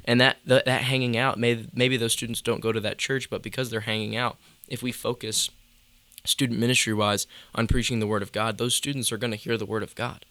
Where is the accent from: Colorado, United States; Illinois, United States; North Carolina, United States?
North Carolina, United States; between Charlotte and Greensboro; also born or lived in near Raleigh, North Carolina / Liberty University, Virginia; between Charlotte and Greensboro, kinda like that mid split is where I, like, grew up and was born and raised.